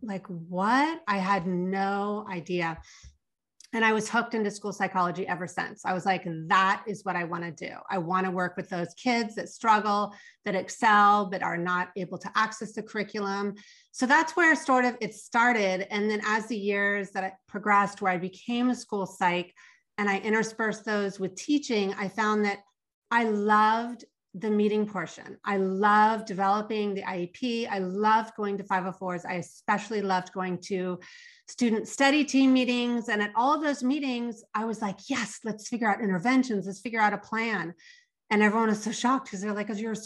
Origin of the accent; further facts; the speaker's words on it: Los Angeles, California, United States; my hometown is Los Angeles, California